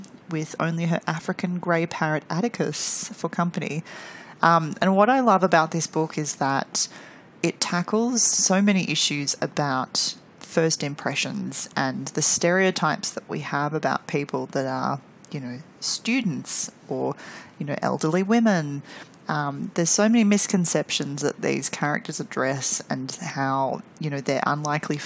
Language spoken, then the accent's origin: English; Melbourne, Victoria, Australia; my hometown here of Melbourne